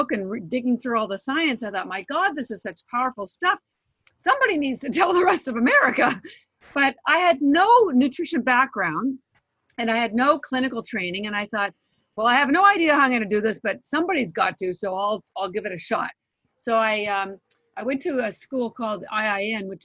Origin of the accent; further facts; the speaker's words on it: Canada; also born or lived in Vancouver, Canada; now in Boston, United States; I am Canadian, but I live in Boston